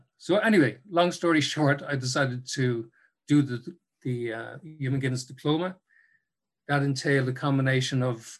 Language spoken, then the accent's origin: English; Cork, Munster, Ireland; now in Dublin, Ireland; when I moved to Dublin from Cork, when I first arrived in Dublin in the 90s